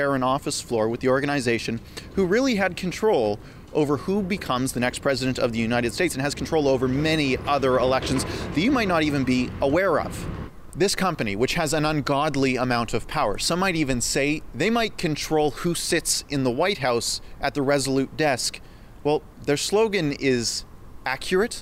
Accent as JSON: {"language": "English", "town": "Calgary", "region": "Alberta", "country": "Canada", "said": "I'm from Calgary"}